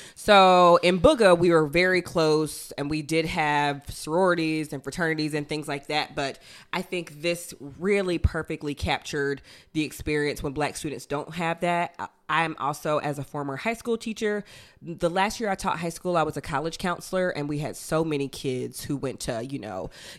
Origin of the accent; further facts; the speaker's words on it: Chicago, Illinois, United States; I just wasn't prepped for this culture shock because I am from the South Side of Chicago or what have you.